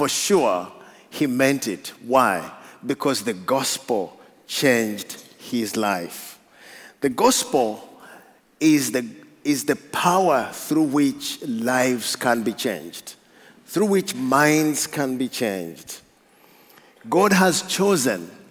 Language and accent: English; Uganda; I come from Africa